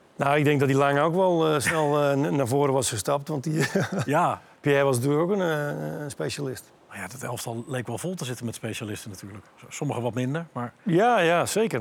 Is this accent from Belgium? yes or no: no; Netherlands; moved away as an adult; also born or lived in Italy; als Nederlandse jongen